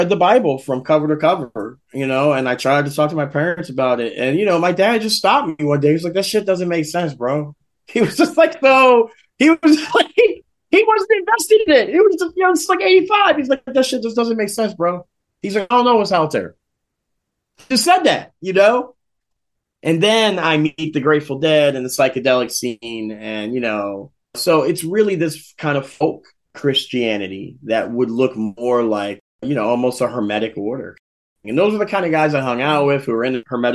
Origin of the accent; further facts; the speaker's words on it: Philadelphia, Pennsylvania, United States; I was growing up in West Philadelphia. I grew up on 62nd and Race